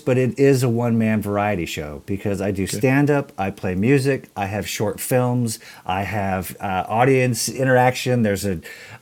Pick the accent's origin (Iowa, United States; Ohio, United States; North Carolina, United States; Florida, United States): Iowa, United States; also born or lived in Hawaii; after I was about 3 years old, we moved from Hawaii to Iowa